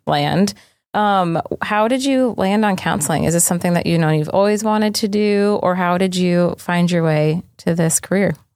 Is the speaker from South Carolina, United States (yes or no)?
no; New Hampshire, United States; I'm from New Hampshire